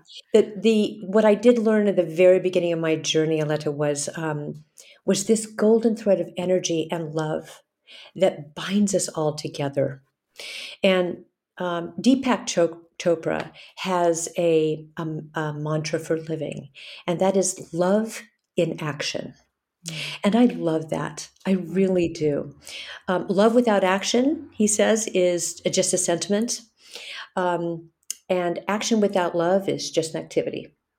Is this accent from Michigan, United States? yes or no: no; Hawaii, United States; moved away; also born or lived in California; I grew up in Hawaii. I grew up in the islands. I grew up in California